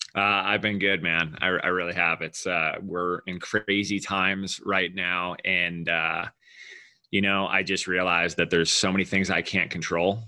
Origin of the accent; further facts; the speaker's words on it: Southern California, United States; we grew up in Southern California